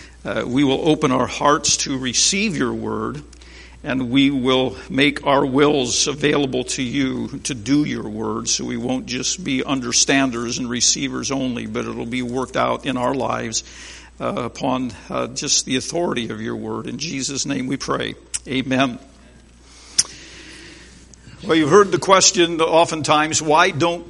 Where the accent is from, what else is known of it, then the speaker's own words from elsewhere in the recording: Berne, Indiana, United States; I am from Bern, Indiana